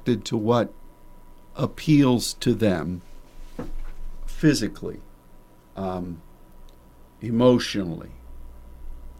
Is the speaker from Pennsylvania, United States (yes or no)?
yes; Pennsylvania, United States; moved away as an adult; now in Dallas, United States; the place where I grew up in Pennsylvania